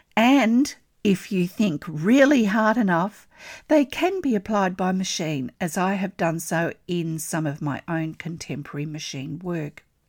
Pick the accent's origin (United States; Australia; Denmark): Australia; I'm an Australian textile artist